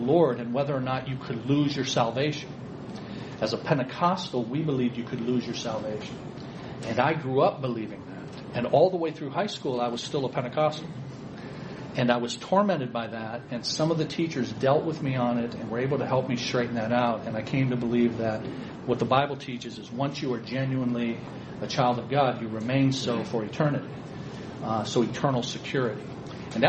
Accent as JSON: {"language": "English", "town": "Ecorse", "region": "Michigan", "country": "United States", "tie": "born or raised there", "said": "I grew up downriver here in Ecorse. So I tell people I grew up in Ecorse and I live to tell about it."}